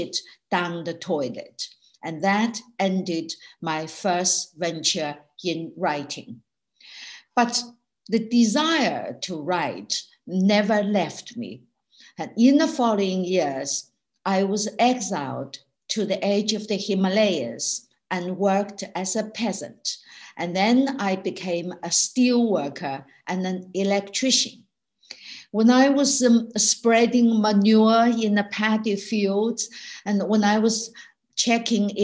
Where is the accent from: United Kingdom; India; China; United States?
China; moved away as an adult; also born or lived in York; when I was growing up in China in the 1950s, 60s, and 70s